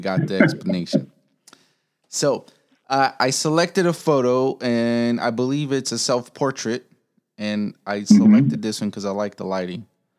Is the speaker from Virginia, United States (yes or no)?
no; Chicago, Illinois, United States; Yeah, I'm from Chicago.